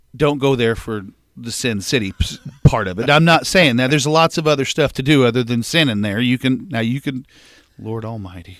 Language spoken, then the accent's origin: English; West Frankfort, Illinois, United States; also born or lived in Anna, Illinois; I was born in Anna, Illinois, um, and then I spent my first six months there. Uh, and then mom and dad moved to, uh, West Frankfort